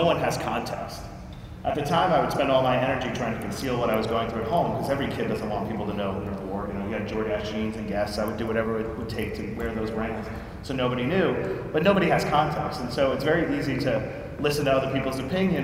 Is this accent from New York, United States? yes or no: yes; New York City, New York, United States; I grew up dirt poor in Queens